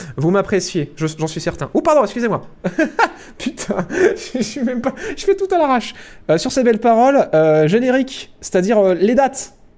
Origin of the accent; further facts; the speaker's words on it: France; on est fiers de la France, on est fiers de notre pays